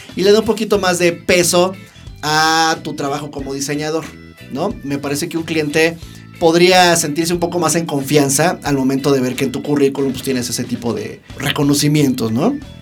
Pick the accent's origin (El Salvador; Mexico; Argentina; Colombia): Mexico; Mexico City; somos diseñadores gráficos de la Ciudad de México